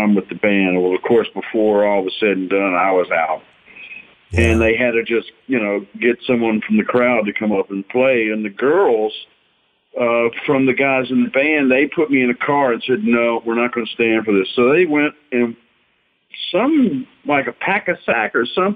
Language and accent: English; South Louisiana, United States; moved away as an adult; also born or lived in Los Angeles; I grew up in South Louisiana